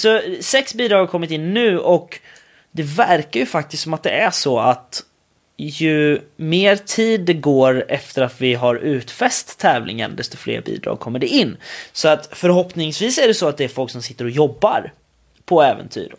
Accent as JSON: {"language": "Swedish", "country": "Sweden", "said": "jag kommer från Sverige."}